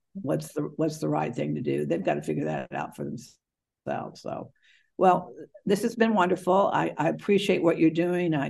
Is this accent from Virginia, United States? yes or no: yes; Virginia, United States; I grew up in Virginia schools.